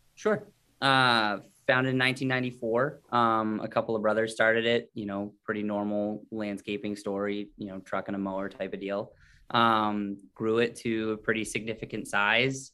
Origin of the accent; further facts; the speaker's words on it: Scarborough, Maine, United States; also born or lived in Paraguay / Richmond, Virginia; local guy, I'm from Scarborough, uh, which is a suburb of Portland. Um, you know, went to school there, lived there my whole life.